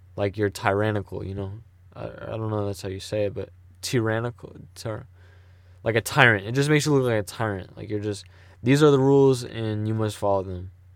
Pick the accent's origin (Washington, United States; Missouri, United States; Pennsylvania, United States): Missouri, United States; St. Louis; I'm from Saint Louis, you know? Um, the suburbs, but I'm from Saint Louis, you know? Like, yeah, man. And then if you wanna get even more specific, I'm from North County.